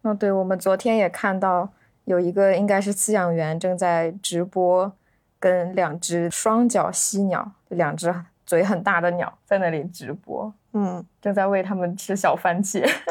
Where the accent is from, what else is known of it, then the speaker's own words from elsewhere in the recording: northern China, China; 我是个北方人，就对它里面那个京腔啊，北方的这个文化的氛围感觉还是比较熟悉的